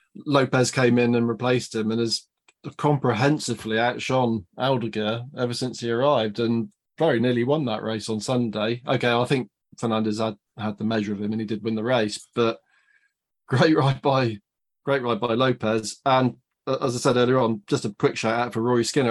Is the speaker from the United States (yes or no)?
no; United Kingdom; for us as British fans